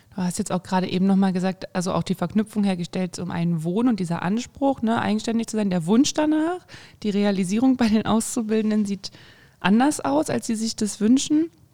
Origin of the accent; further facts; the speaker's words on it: Thuringia, Germany; bei uns in Thüringen, in Erfurt, in Jena, in Weimar